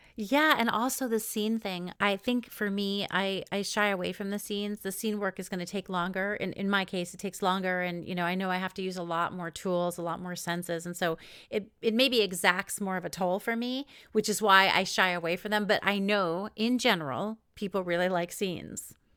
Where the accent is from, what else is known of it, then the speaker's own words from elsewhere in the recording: East Coast, United States; moved away; I'm from the East Coast originally